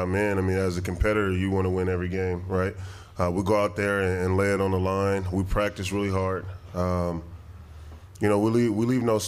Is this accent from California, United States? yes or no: yes; Long Beach, California, United States; moved away as an adult; now in Green Bay, United States; I was born in Long Beach, California. You know, I went to Long Beach Poly, then went to UCLA.